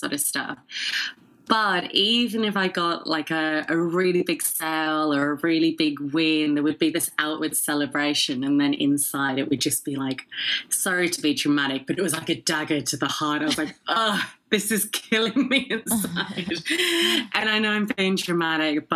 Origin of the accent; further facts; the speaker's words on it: England, United Kingdom; moved away as an adult; also born or lived in Sydney, Australia / San Francisco, United States; now in Dallas, United States; I'm actually half Filipina, half Scottish. Grew up in England, but spent 10 years in Australia and then have been in America for the last three